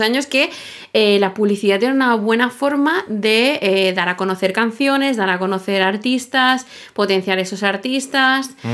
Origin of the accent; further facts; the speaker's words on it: Sitges, Catalonia, Spain; yo soy de Sitges